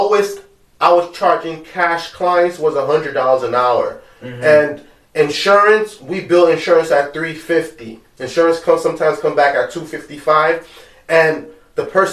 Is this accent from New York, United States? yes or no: yes; New York City, New York, United States; we grew up in Brooklyn, we grew up in Bushwick and Canarsie